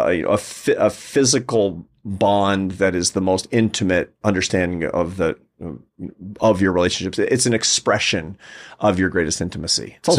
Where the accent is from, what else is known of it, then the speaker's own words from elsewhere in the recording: Pacific Northwest, United States; I'm American. You know, we didn't do that growing up in the Pacific Northwest, did we?